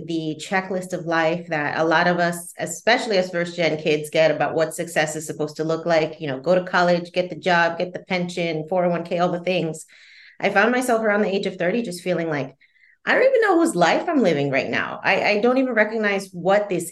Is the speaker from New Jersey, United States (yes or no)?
yes; New Jersey, United States; I grew up in the Northeast, so New Jersey specifically